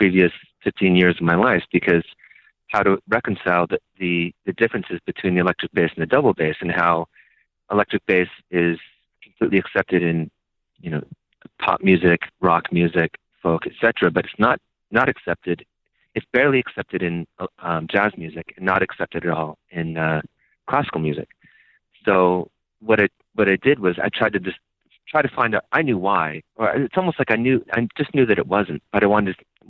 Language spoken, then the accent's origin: English; outside Toronto, Ontario, Canada; moved away as an adult; also born or lived in Rochester, New York / New York City; now in United States; I'm originally from a city outside of Toronto, Ontario, Canada. And I was there until I was about 25.